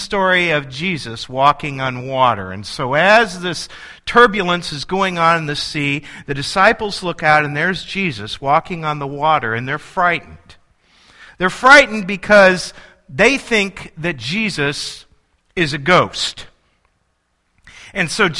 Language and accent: English; El Paso, Illinois, United States; I grew up in El Paso, Illinois, and El Paso has a population of 2,700